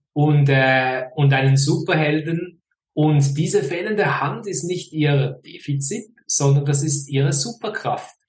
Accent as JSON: {"language": "German", "region": "Fribourg", "country": "Switzerland", "tie": "born or raised there", "accent": "Swiss", "moved": "yes", "lives_now": "near Zurich, Switzerland", "said": "aufgewachsen in Freiburg, im Kanton Freiburg."}